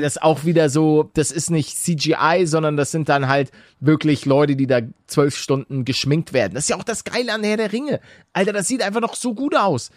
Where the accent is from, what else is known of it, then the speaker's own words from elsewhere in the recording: Hamburg, Germany; ich, bin ja auch aus Hamburg